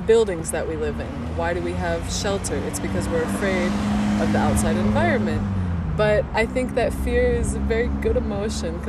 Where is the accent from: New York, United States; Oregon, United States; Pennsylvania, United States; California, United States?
California, United States; Southern; moved away as an adult; also born or lived in Georgia; now in Germany; I grew up in Southern, like, I was raised in Southern California